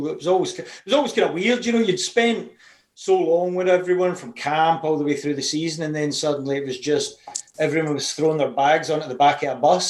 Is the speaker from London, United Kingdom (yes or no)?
no; Scotland, United Kingdom; being a Scottish guy